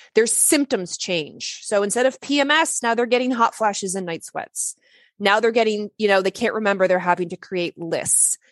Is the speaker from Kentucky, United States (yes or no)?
yes; Lexington, Kentucky, United States; I grew up in Lexington, Kentucky. I'm not from there. I wasn't born there, but that's where I grew up.